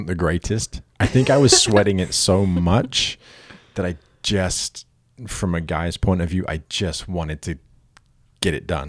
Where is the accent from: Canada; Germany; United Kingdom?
United Kingdom; I am a Brit with a terrible accent that's now a hybrid.